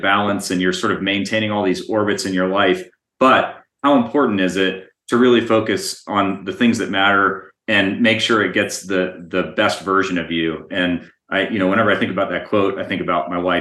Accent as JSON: {"language": "English", "area": "Calvert County", "region": "Southern Maryland", "country": "United States", "tie": "born or raised there", "moved": "yes", "lives_now": "Colorado, United States", "said": "I grew up in Southern Maryland, Calvert County, which is about 30 minutes south of Annapolis."}